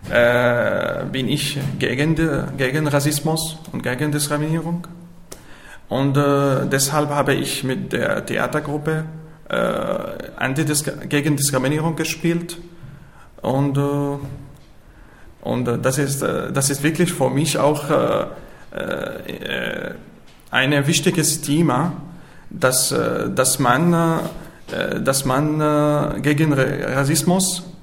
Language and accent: German; Syria; moved away as an adult; now in Austria; ich komme aus Syrien, ich bin äh, 26 Jahre alt, ich bin in Österreich seit äh, 15 Monaten